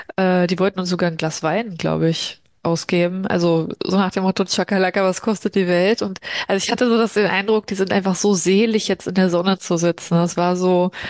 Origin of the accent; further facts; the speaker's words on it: Berlin, Germany; also born or lived in Brazil; ich komme ja aus Berlin.